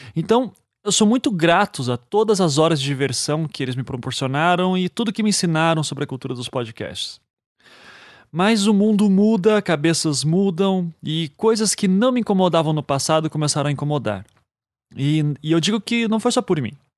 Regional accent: Curitiba, Paraná, Brazil; a gente brinca que em Curitiba não tem sotaque

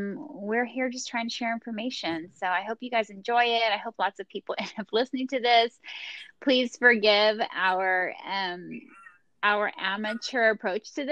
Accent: Bakersfield, California, United States; also born or lived in Los Angeles; I am from the San Joaquin Valley. I grew up in Bakersfield

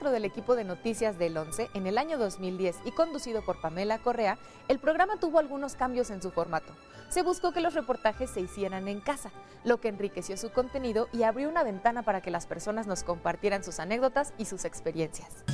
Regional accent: Mexico

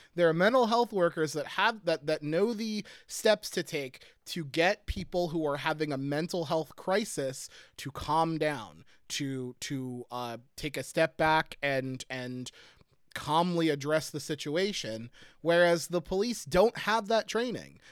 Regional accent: Pottsville, Pennsylvania, United States; moved away; I grew up in in Pottsville.

